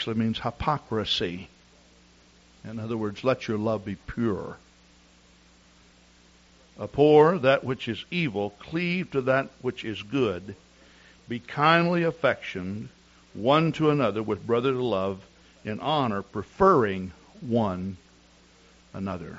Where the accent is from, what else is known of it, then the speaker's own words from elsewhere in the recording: Texas, United States; I'm from Texas.